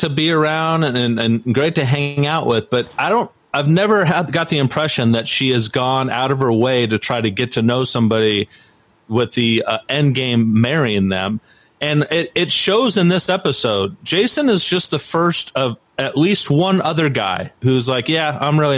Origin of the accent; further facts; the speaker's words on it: Orange County, California, United States; where I grew up in Orange County